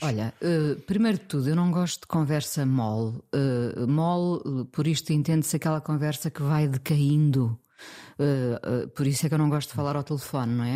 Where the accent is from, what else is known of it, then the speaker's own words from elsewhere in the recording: Mindelo, Norte, Portugal; moved away as an adult; also born or lived in Lisbon; nasci em Lisboa, mas vivi dos 4 aos 20 eh, em Mindelo.